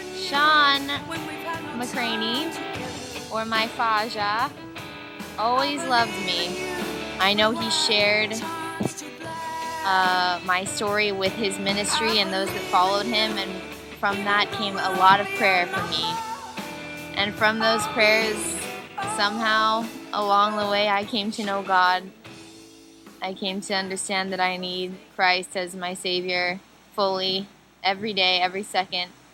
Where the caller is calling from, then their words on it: Bracknell, South East England, United Kingdom; calling from Bracknell, a uh, town just outside London.